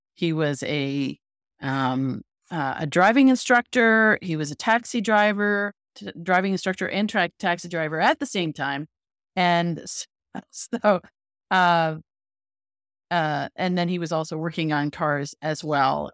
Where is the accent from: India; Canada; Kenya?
Canada; moved away; I'm originally from Canada, so I was in Canada.